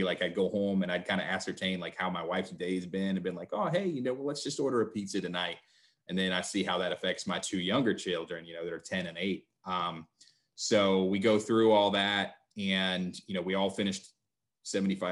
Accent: West Virginia, United States; I am from West Virginia, sometimes referred to as Best Virginia

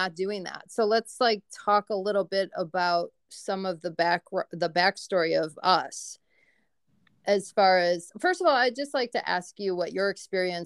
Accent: Chicago, Illinois, United States; moved away; I'm from Chicago. So there's this like, you know, kind of joke of like, I grew up landlocked

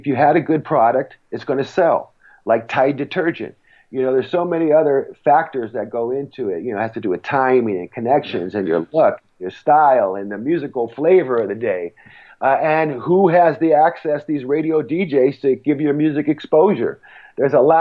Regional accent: Los Angeles, California, United States; now in Ventura, United States; I grew up in Hollywood, California

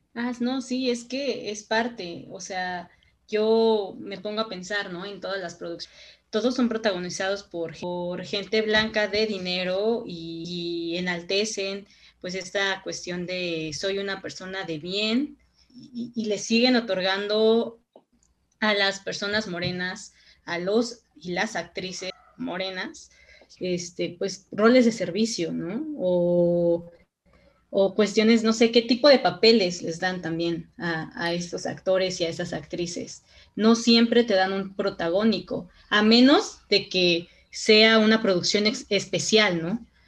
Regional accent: Mexico; no somos mexicanas y mexicanos de segunda

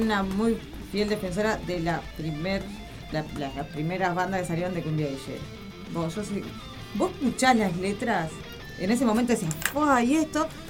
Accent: Las Piedras, Canelones, Uruguay; yo soy de Las Piedras

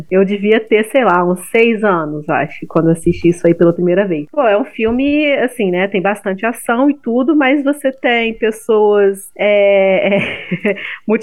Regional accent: Rio de Janeiro, Brazil; Porque eu sou do Rio e não

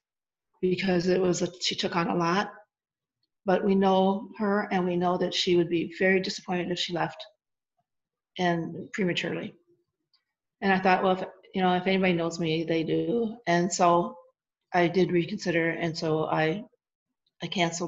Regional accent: Wisconsin, United States; also born or lived in Arizona; I'm from Wisconsin. I'm a small town girl

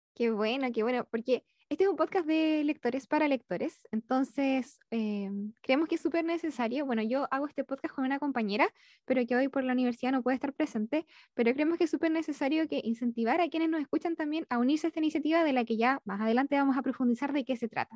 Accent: Concepción, Biobío, Chile; yo soy de Concepción

